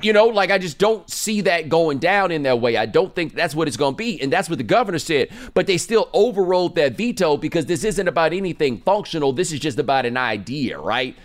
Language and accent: English; Texas, United States; I'm from Texas